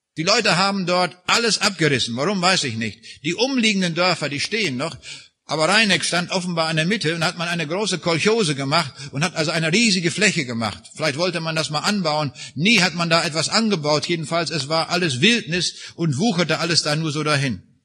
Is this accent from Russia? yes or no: yes; Raineck, East Prussia, Kaliningrad Oblast, Russia; moved away; wo ich geboren bin, in Rheinig. Dort in der äußersten Ecke von dem früheren Ostpreußen